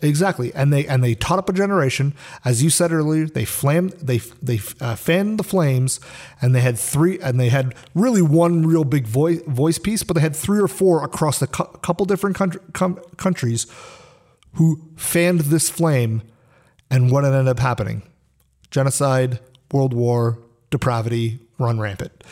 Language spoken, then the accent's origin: English; Canada; I was born in Canada